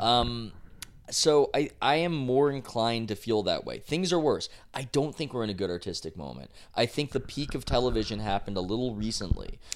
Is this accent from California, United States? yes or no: yes; San Diego, California, United States; I tell him that I'm from San Diego. He asks where. I, uh, I tell him La Jolla because that's where we're from.